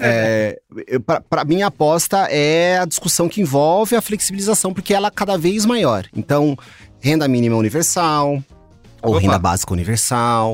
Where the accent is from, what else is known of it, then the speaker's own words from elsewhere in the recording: Mogi das Cruzes, São Paulo, Brazil; now in São Paulo, Brazil; eu não sou daqui, né? Moro há 20 anos e tal, mas é, sou de Mogi das Cruzes.